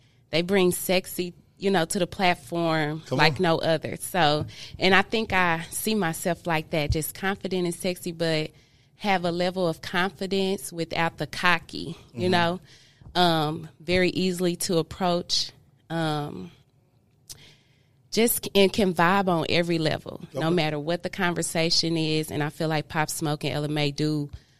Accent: Kansas City, Missouri, United States; born and raised in Kansas City

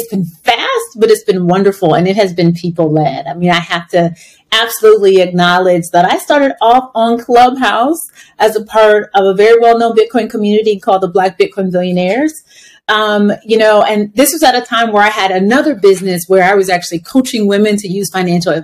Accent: United States; I'm Black American.

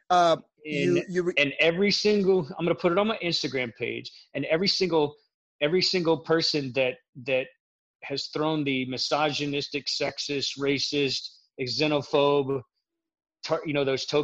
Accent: Florida, United States; accent: Midwestern; also born or lived in Kansas; I grew up in Central Florida, but I spent the majority of my life traveling around the United States. I did spend the majority of the beginning of my career in Kansas, so I might have that Midwestern, Southern Midwestern accent as they have it

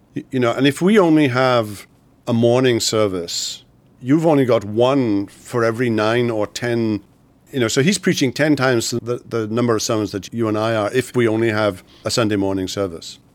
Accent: Wales, United Kingdom; I grew up in Wales in the United Kingdom.

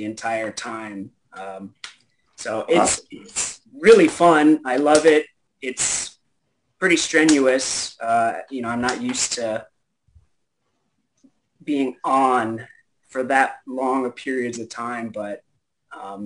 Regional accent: Broward County, South Florida, United States; moved away as an adult; also born or lived in West Palm Beach, Florida; now in Iowa, United States; Grew up in Broward, but I was living in West Palm for my adult life

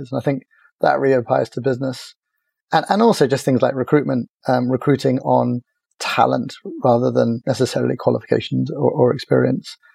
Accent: Cork, Munster, Ireland; also born or lived in America; now in South West England, United Kingdom; I grew up in, in Cork, which was a really lovely place to grow up by the beach and uh, right next to a big water sports center uh, called the Oyster Haven Center.

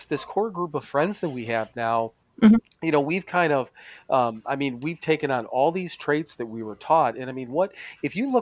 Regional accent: Wisconsin, United States; moved away; from Wisconsin

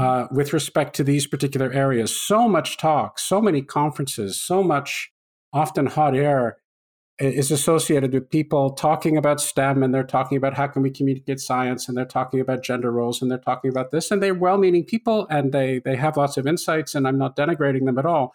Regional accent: Canada; I grew up in Canada

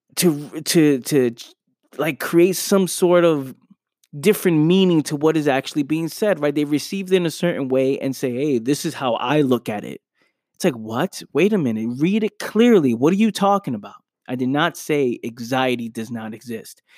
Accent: New York City, New York, United States; I was born in the Bronx, New York, where you go outside, there's gunshots

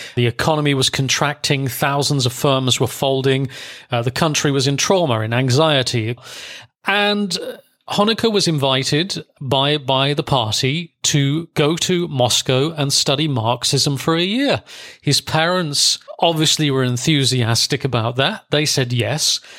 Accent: Germany; I was brought up in Germany from nineteen eighty

